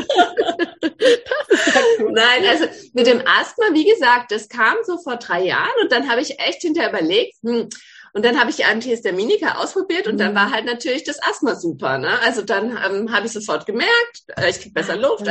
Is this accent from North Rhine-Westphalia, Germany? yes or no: no; Ettlingen, Baden-Württemberg, Germany; now in Calw, Germany; Ich komme ursprünglich aus Ettling, also aus dem Badischen, wohne jetzt in Kalb